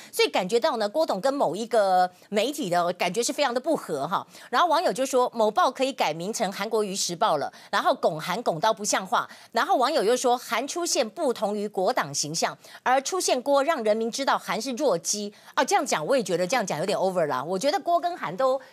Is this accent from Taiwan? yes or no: yes; Taiwan; 我们台湾人